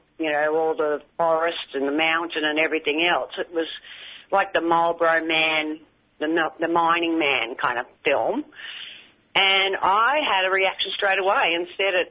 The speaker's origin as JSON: {"language": "English", "country": "Australia", "said": "our Australian taxes"}